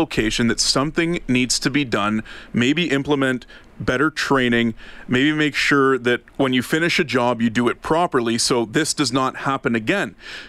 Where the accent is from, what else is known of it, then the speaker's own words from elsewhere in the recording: Ottawa, Ontario, Canada; moved away; mine back home, the one I went to for 20 plus years growing up in Ottawa